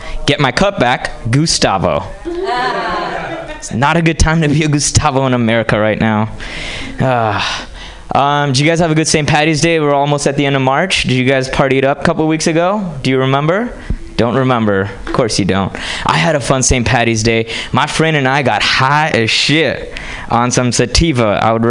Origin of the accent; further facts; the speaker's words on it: Hyderabad, Telangana, India; English is a second language; now in United States; You see, I grew up in India and moved to this country from a small town called Hyderabad. Okay, and I moved here 10 years ago.